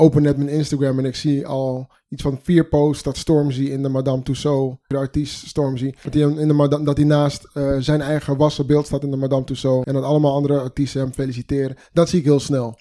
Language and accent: Dutch; Amsterdam, North Holland, Netherlands; Ik ben 33 jaar, geboren en getogen in Amsterdam, Ghanese van afkomst.